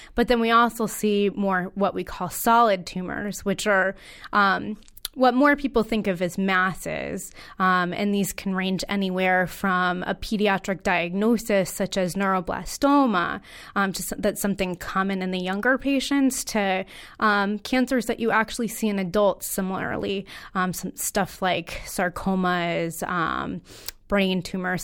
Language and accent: English; Connecticut, United States; I am a local native, born and raised in Connecticut.